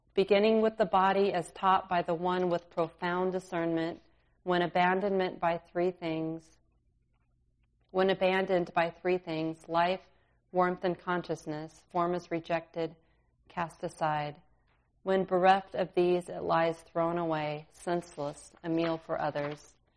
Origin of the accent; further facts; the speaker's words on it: California, United States; now in Minnesota, United States; I grew up in California